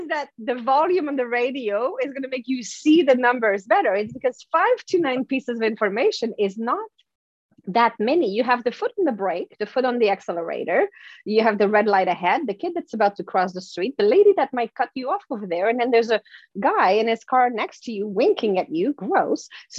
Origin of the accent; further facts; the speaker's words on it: France; accent: French; English is a second language; But anyway, that's my French accent. But whatever, the voice in my head was right. My English was really bad.